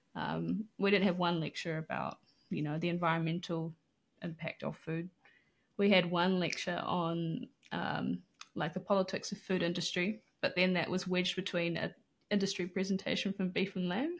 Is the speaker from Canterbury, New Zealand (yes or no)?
no; Auckland, New Zealand; also born or lived in Manawatu; I grew up in West Auckland